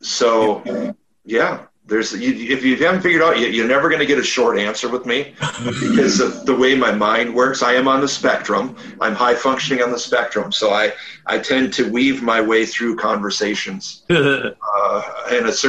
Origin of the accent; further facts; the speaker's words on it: Minnesota, United States; I grew up in Minnesota